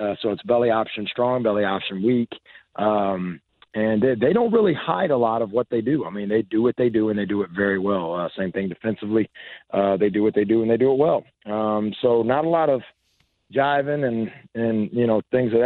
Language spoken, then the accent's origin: English; Washington and Warman, Indiana, United States; now in Clayton, Indiana, United States; I grew up in Washington and Warman, so, you know, we had Long's Bakery all the time